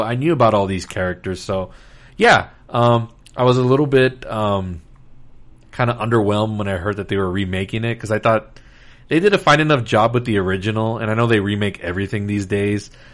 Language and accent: English; Laredo, Texas, United States; I'm from Laredo, Texas, so I remember seeing this. We used to have a movie theater in the mall